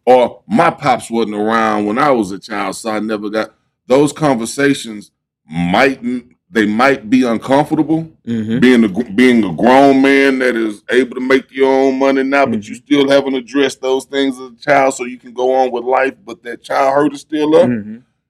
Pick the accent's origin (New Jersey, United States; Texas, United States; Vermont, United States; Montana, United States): Texas, United States; Houston; I was born and raised in Third Ward